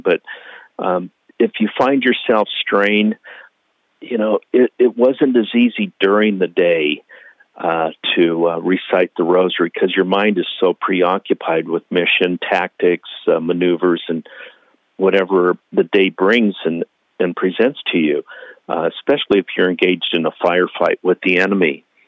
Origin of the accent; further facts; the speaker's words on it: Billings, Montana, United States; Billings, Montana, where I was born.